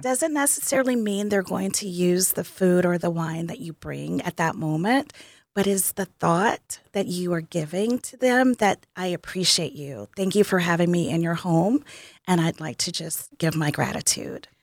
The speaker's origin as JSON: {"language": "English", "region": "Tennessee", "country": "United States", "moved": "yes", "said": "I am from Tennessee"}